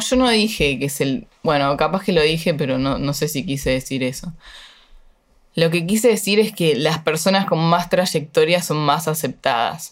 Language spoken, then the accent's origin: Spanish; Uruguay; moved away as an adult; now in Buenos Aires, Argentina; yo soy re uruguaya en algunas cosas